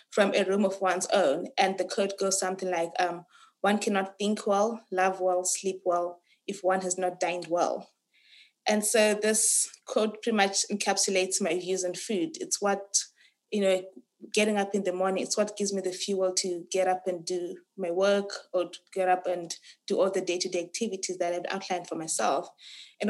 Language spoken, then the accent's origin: English; Harare, Zimbabwe; moved away as an adult; now in Cape Town, South Africa; I was born and raised in Harare, Zimbabwe